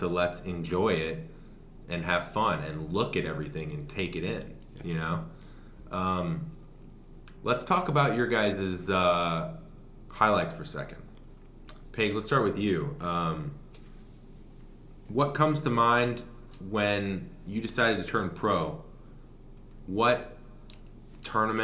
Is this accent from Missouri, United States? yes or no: yes; St. Louis, Missouri, United States; moved away; I'm from St. Louis originally